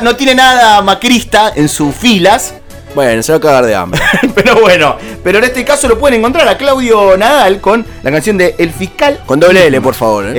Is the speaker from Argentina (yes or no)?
yes; Argentina; como argentinos